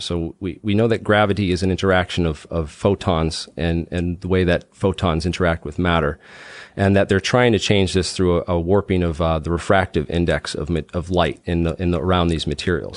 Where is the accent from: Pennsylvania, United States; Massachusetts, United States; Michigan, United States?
Massachusetts, United States; Mansfield; moved away as an adult; also born or lived in Boston, United States; now in Rhode Island, United States; I'm from Mansfield, Mass. I grew up in, um, southeastern Massachusetts